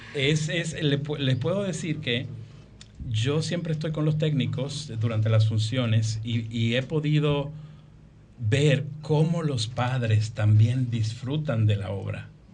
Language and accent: Spanish; Dominican Republic; como dominicano